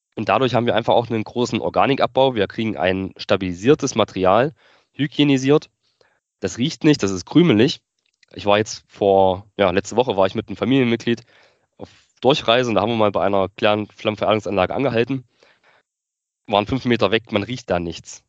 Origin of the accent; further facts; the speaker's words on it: northern Thuringia, Germany; also born or lived in Weimar; wollte mich dann aber wieder so in meiner Heimat zurück orientieren im Norden von Thüringen